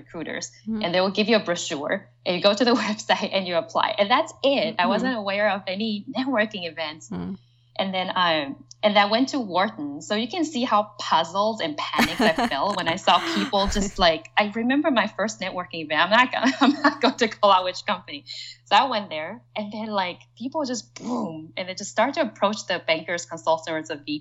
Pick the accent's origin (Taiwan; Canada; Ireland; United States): Taiwan; moved away as an adult; So I am from Taiwan, and I also worked for a Taiwan-based company